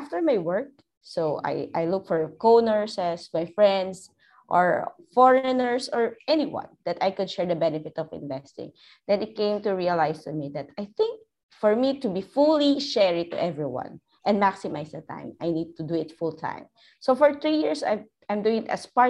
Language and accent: English; Philippines; moved away as an adult; now in Dubai, United Arab Emirates; I'm a resident, but I'm originally from the Philippines